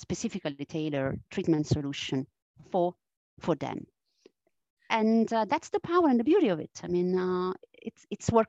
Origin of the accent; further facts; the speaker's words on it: Italy; accent: Italian; English is a second language; moved away; my strong Italian accent. I mean, I am originally from Italy. And I still carry this Italian accent.